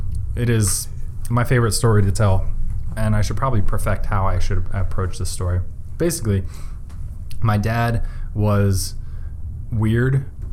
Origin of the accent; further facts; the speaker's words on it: East Lansdowne, Pennsylvania, United States; also born or lived in Drexel Hill, Pennsylvania; I grew up in the suburbs of Philly in East Lansdowne. Which is, I mean, it's the suburb of Philly